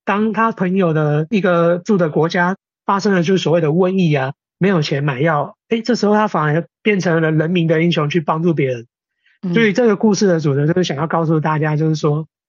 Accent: Taiwan; 我们台湾人啊，非常喜欢有招财啊，纳福这种意涵的植物

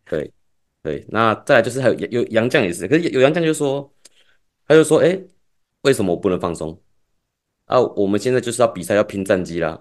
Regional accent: Taipei, Taiwan; 因为我是台北人嘛

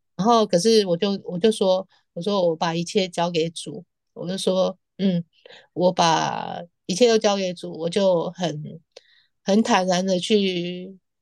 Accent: Taiwan; moved away as an adult; now in Paris, France; 我告诉他我六月底要回台湾

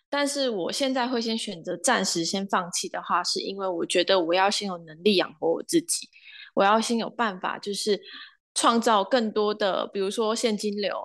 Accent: Kaohsiung, Taiwan; moved away as an adult; also born or lived in Sacramento, United States; 我是高雄人

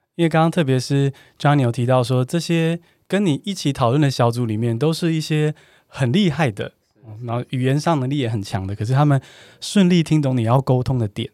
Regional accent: Taiwan; 我们台湾人好像真的是对自己英文最严苛的

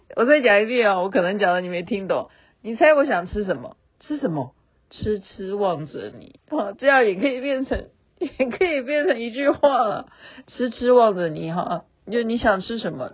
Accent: Taiwan; moved away; also born or lived in Chengdu, China; 我说我从台湾来

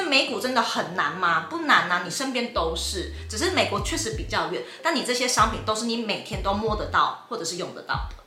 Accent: Taiwan; 我们台湾人

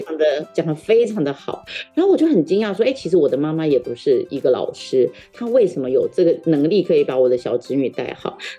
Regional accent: southern Taiwan, Taiwan; first language Taiwanese Hokkien; Chinese is a second language; 像我自己的第一语言其实是台语，我在七岁以前大概只讲台语，因为我们家在南部嘛，那爷爷奶奶还有爸爸妈妈都讲台语

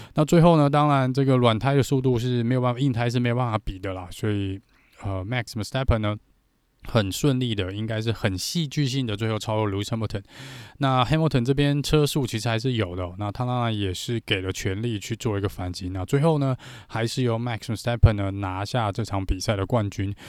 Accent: Taiwan; 我们台湾这边

